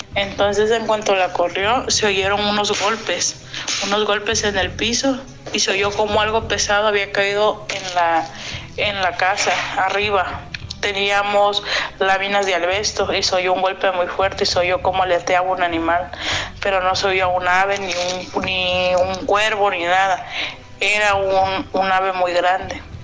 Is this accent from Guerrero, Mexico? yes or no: yes; Acapulco, Guerrero, Mexico; yo soy de Acapulco en Guerrero